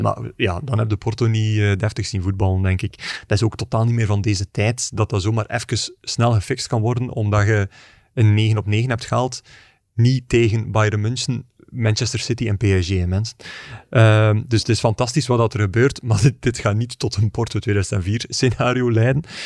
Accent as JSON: {"language": "Dutch", "country": "Belgium"}